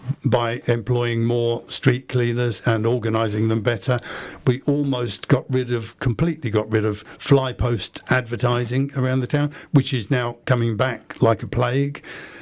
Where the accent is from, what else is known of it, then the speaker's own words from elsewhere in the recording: Luton, East of England, United Kingdom; I was born and brought up in Luton, born into a very political family.